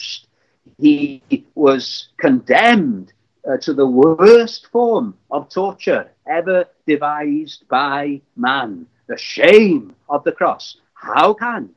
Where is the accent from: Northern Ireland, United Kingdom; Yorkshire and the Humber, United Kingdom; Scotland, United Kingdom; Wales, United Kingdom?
Wales, United Kingdom; Llandudno; I was brought up in Llandudno, in North Wales